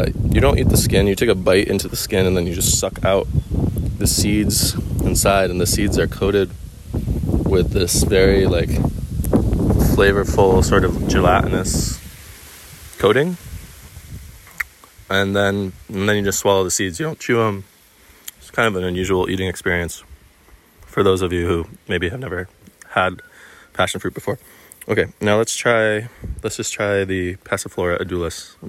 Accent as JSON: {"language": "English", "region": "East Coast", "country": "United States", "said": "coming from living in the East Coast"}